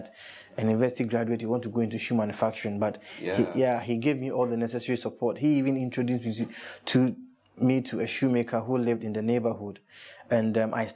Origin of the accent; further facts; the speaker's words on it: Kumasi, Ashanti, Ghana; now in Accra, Ghana; growing up in Kumasi